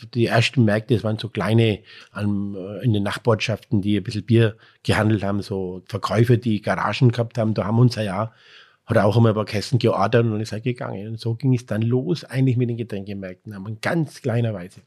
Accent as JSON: {"language": "German", "area": "Breitenlesau", "region": "Bavaria", "country": "Germany", "said": "hier bei uns in Breitenleser"}